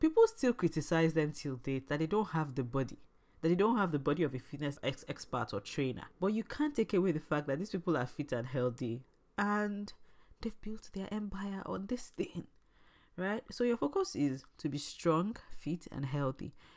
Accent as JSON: {"language": "English", "region": "Imo", "country": "Nigeria", "said": "I'm from Nigeria and I'm from the very famous Arondi Zouk"}